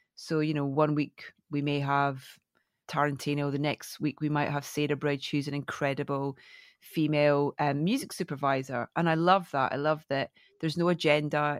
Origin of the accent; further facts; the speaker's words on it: Scotland, United Kingdom; moved away as an adult; now in London, United Kingdom; coming from a tiny little fishing village in Scotland